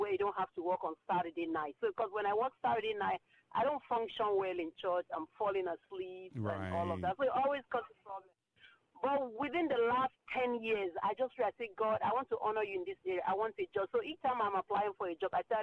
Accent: Nigeria; now in Maryland, United States; I'm from Nigeria. My husband's from Nigeria too

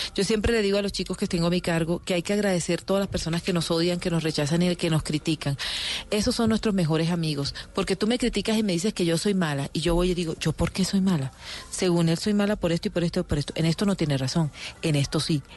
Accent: Barranquilla, Atlántico, Colombia; yo soy una mujer, una barranquillera que ha trabajado, que se levanta de sol a sol

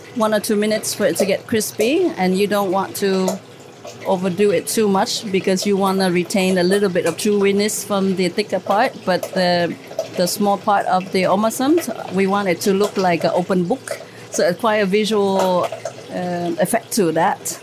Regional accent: Vietnam; now in Singapore; growing up in Vietnam at the time

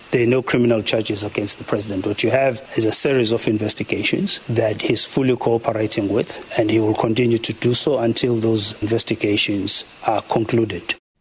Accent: South Africa

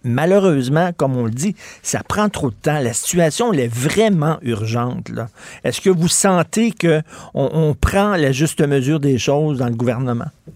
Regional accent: Montreal, Quebec, Canada; j'ai grandi à Verdun.

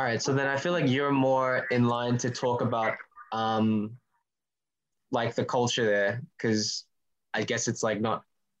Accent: Melbourne, Victoria, Australia; I'm a Melbourne boy.

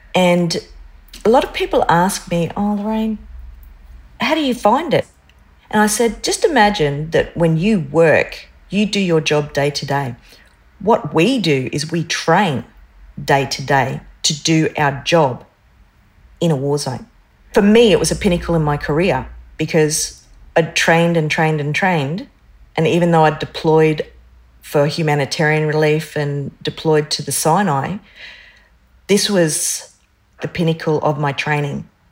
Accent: North Stradbroke Island, Queensland, Australia; I grew up on North Stradbroke Island

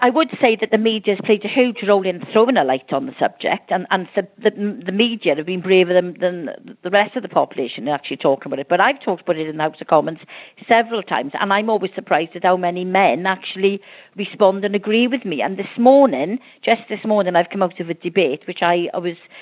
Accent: Wales, United Kingdom; I'm Welsh

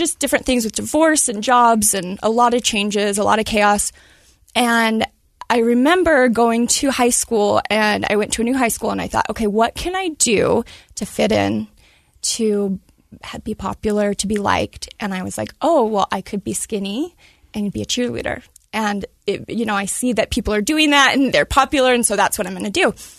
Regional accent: Medford, Oregon, United States; Oregon. So Medford, Oregon, I was born in.

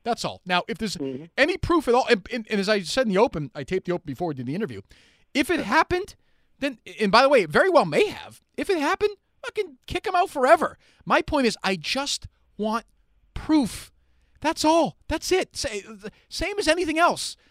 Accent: Winchester, Massachusetts, United States; I grew up in Winchester

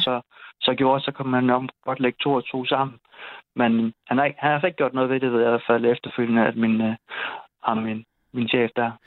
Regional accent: Odense, Southern Denmark, Denmark; moved away as an adult; also born or lived in Aarhus / Esbjerg; now in Kolding, Denmark; jeg var fra Odense

